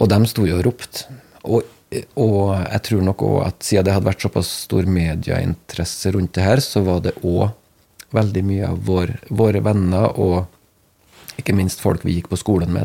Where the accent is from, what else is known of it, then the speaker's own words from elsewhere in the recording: Namsos, Trøndelag, Norway; now in Vea, Norway; Jeg er født i Trøndelag. Mm. Det i Namsos, faktisk